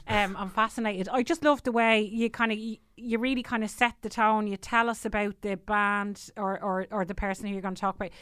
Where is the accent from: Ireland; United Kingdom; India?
Ireland; Tallaght, Leinster; also born or lived in Killinarden; now in Celbridge, Ireland; I'm from Tala originally, and I live in, uh, cholesterol now.